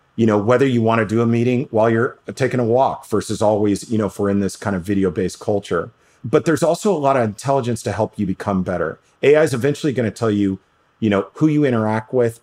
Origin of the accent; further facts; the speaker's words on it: New York City, New York, United States; I grew up in New York City